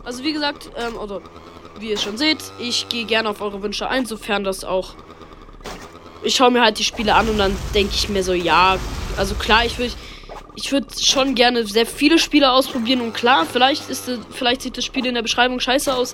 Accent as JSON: {"language": "German", "country": "Germany", "said": "Und ihr seht schon, ich komme aus Deutschland, ja."}